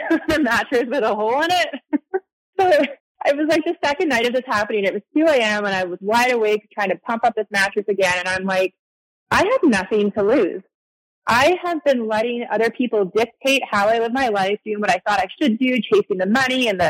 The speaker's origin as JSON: {"language": "English", "country": "Canada", "moved": "as an adult", "lives_now": "Arizona, United States", "said": "I'm Canadian, by the way, or I lived in Canada. So I moved to Arizona"}